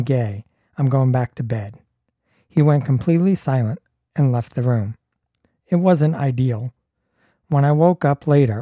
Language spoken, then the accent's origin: English; Toronto, Ontario, Canada; I'm from Toronto